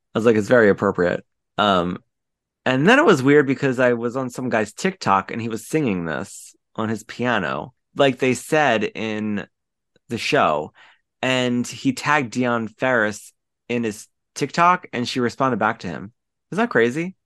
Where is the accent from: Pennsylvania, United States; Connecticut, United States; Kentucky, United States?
Pennsylvania, United States; Delaware County; I'm from Delaware County, and I went to the same acting and modeling schools he did